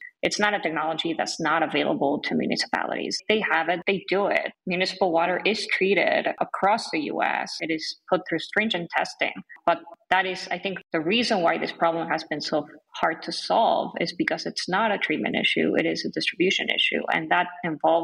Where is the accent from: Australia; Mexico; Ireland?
Mexico; Mexico City; now in United States; I'm from Mexico City